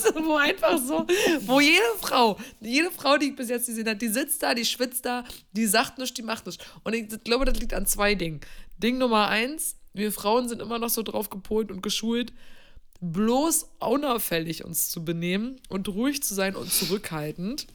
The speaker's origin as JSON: {"language": "German", "region": "East Germany", "country": "Germany", "said": "ich komme aus dem Osten"}